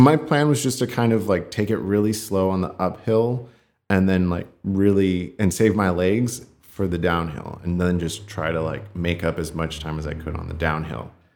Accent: California, United States; I grew up here in California

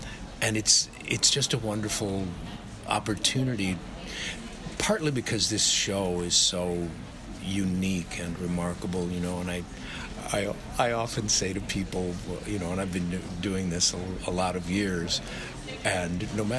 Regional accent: Chicago, Illinois, United States; also born or lived in New York / Los Angeles; now in Australia; I'm from Chicago mostly, but New York partly, and Los Angeles, depending on which decade you pick. But I always think of myself as a Chicagoan.

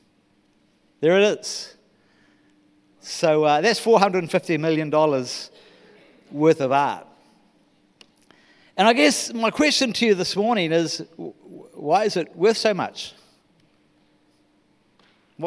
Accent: New Zealand; moved away as an adult; I am a Kiwi.

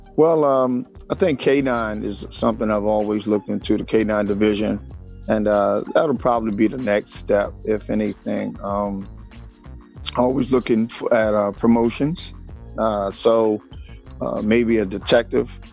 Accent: Washington, District of Columbia, United States; born and raised in Washington D.C.

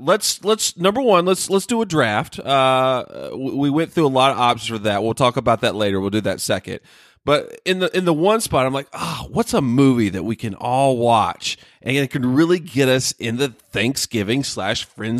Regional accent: the South, United States; I'm originally from the South, guys. Sorry. It comes back if I'm, you know, drinking alcohol or drinking some coffee, something like that.

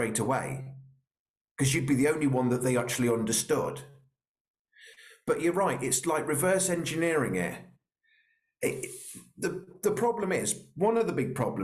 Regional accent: Royal Berkshire, South East England, United Kingdom; I'm from Royal Berkshire, so I'm a little bit posh

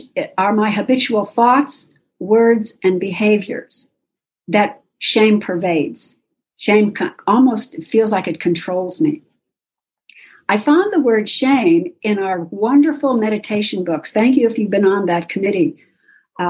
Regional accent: Oklahoma City, Oklahoma, United States; moved away as an adult; now in Pittsburgh, United States; I grew up in SA in Oklahoma City

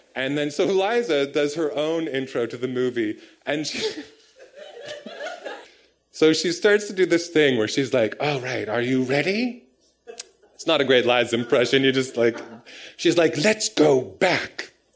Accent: Palgrave, Ontario, Canada; also born or lived in Toronto / Bolton; I was born in Toronto and right. moved to Palgrave when I was in grade four.

